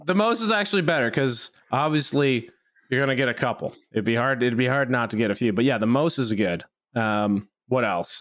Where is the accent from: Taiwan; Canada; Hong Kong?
Canada; I'm speaking Canadian here